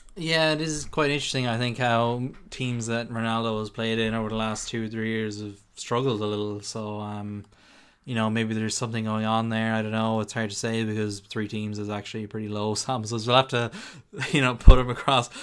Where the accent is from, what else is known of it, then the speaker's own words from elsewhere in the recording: Ireland; we're Irish